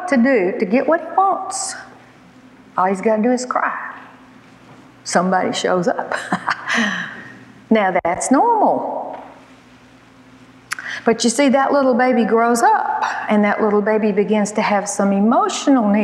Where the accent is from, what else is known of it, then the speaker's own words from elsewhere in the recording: Alabama, United States; I was born and raised in Alabama